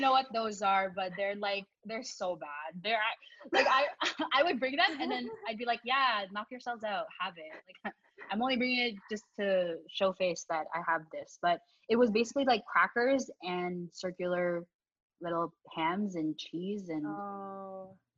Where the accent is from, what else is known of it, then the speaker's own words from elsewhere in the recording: Canada; also born or lived in Philippines; I was born in the Philippines, and you know, we headed to Canada when I was five years old, and I do have like memories of the Philippines, um, but you know, I definitely would say I grew up here in Canada